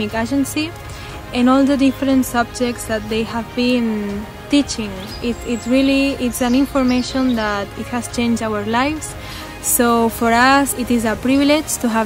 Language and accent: English; Barcelona, Catalonia, Spain; We are both from Barcelona, from Spain